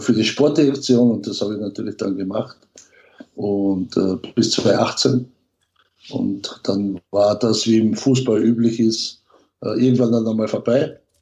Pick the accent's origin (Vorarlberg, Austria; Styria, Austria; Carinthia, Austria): Carinthia, Austria; moved away; also born or lived in Vienna; Ich bin ja in Kärnten aufgewachsen